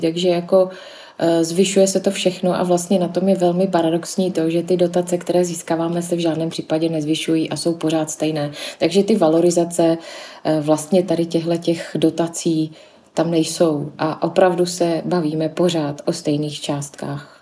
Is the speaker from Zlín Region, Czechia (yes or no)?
yes; Zlín, Zlín Region, Czechia; kteří tady pracujeme, tak většinou pocházíme a jsme ze Zlína